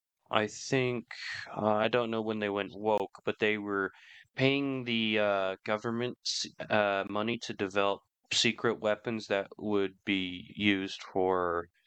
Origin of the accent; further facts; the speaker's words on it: United Kingdom; a lot of British people will tell you how it is, but he hates liberals. I mean, most British people do. I mean, look what it's done to our